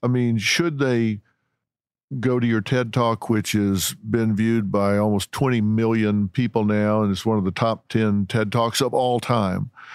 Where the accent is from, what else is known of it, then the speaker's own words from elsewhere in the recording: the South, United States; I was raised in the South, in Southern Baptists